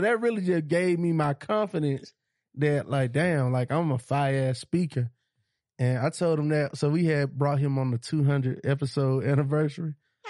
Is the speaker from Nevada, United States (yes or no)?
no; Monroe, Georgia, United States; where you from? Monroe, Georgia.